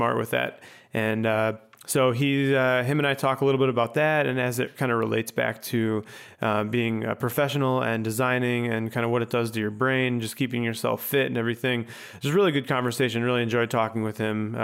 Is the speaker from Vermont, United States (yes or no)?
no; Chicago, Illinois, United States; I grew up in Chicago